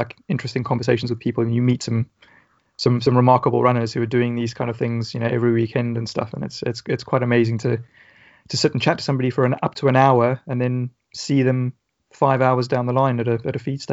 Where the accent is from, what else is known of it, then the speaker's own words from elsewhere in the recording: South Africa; now in Portsmouth, United Kingdom; I grew up in South Africa